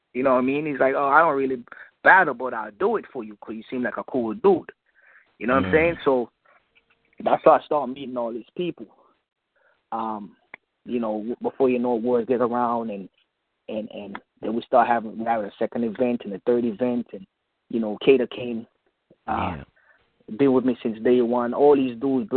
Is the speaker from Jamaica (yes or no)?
yes; Jamaica; I'm Jamaican